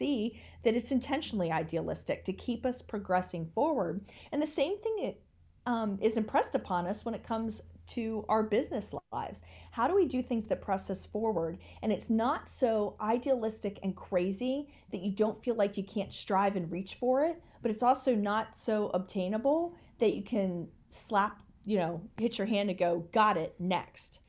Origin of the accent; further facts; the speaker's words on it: United States; as an American